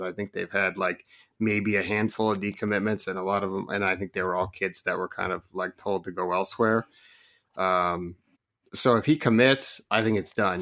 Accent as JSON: {"language": "English", "region": "Oregon", "country": "United States", "tie": "born or raised there", "moved": "yes", "said": "grew up in Oregon"}